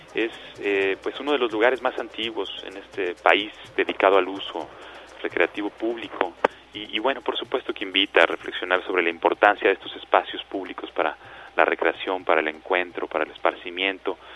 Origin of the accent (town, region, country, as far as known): Mexico